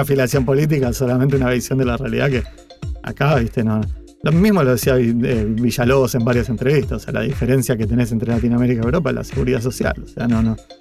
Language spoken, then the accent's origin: Spanish; Rosario, Santa Fe, Argentina; moved away as an adult; now in Buenos Aires, Argentina; yo siendo rosarino, mudándome a Buenos Aires